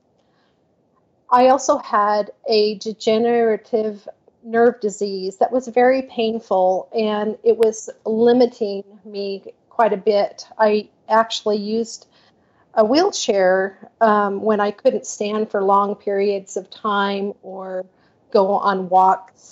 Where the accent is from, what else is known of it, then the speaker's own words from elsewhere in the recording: Portland, Oregon, United States; I was born and raised in Portland, Oregon. And I still live here after almost 64 years